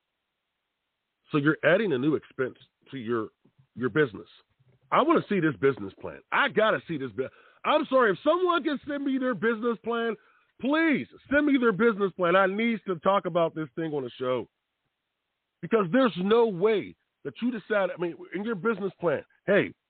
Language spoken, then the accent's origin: English; Pittsburgh, Pennsylvania, United States; I'm from Pittsburgh